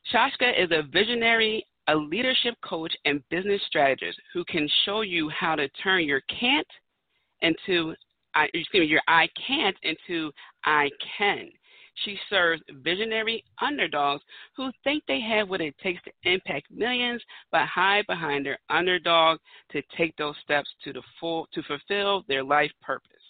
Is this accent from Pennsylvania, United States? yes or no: yes; Philadelphia, Pennsylvania, United States; I'm from Philadelphia, Pennsylvania, home of the Eagles